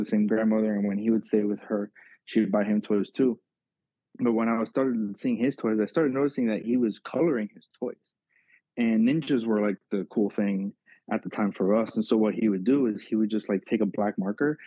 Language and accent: English; Miami, Florida, United States; I grew up in South Florida and Miami.